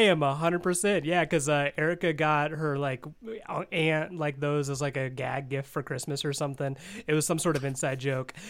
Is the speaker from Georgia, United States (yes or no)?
no; Wabash, Indiana, United States; moved away; I was in my hometown of Wabash